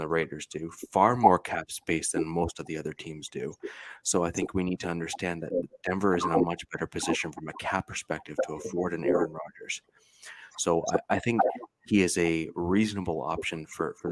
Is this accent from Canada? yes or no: yes; Central Ontario, Canada; I'm from Central Ontario here in Canada